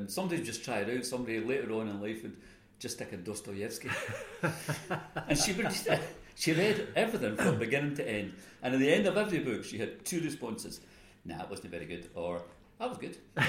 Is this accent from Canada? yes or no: no; Scotland, United Kingdom